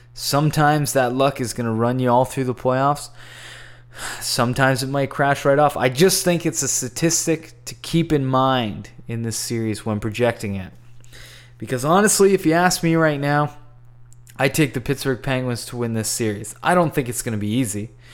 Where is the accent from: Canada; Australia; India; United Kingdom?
Canada; as a Canadian and a Canadian enthusiast